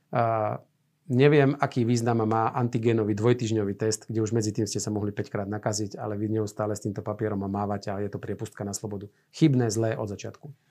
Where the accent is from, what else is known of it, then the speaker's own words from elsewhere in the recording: Banská Bystrica, Banská Bystrica Region, Slovakia; ja som z Banskej Bystrice